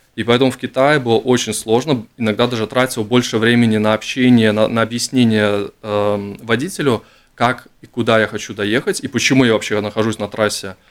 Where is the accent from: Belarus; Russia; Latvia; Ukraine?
Latvia; я из Латвии